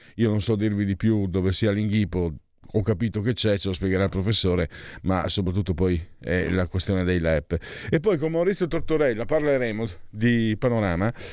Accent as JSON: {"language": "Italian", "region": "Friuli-Venezia Giulia", "country": "Italy", "said": "io vengo dal Friuli"}